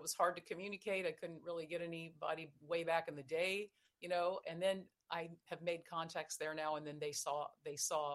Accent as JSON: {"language": "English", "region": "Virginia", "country": "United States", "said": "I'm a girl from Virginia and my family, you know, had coal mining heritage"}